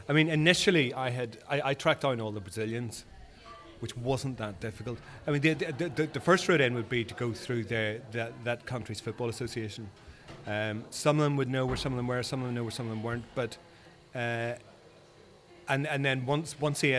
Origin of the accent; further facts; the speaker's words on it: Belfast, Northern Ireland, United Kingdom; moved away as an adult; now in London, United Kingdom; I'm originally from Belfast. So I've lived in London for the last, 30 years